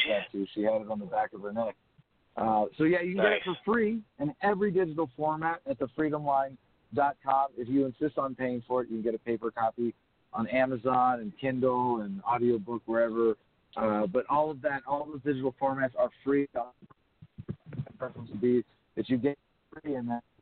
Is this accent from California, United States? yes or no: yes; California, United States; I was born and raised mostly in California